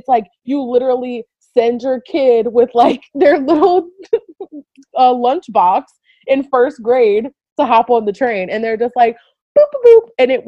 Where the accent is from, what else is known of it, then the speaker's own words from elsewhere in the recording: Buffalo, New York, United States; also born or lived in Boston; I was from Buffalo